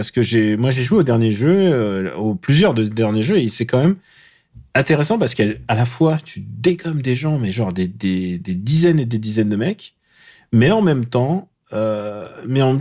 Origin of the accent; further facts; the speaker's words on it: Normandy, France; c'est tout ce que je suis Normand, mec. Ah bon mais j'ai passé euh, une grande partie de mon enfance en Normandie.